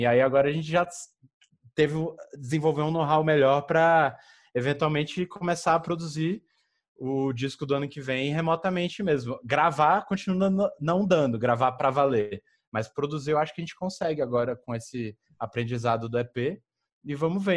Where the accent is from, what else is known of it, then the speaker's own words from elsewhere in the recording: Federal District, Brazil; moved away; lá da minha terra, de, do Distrito Federal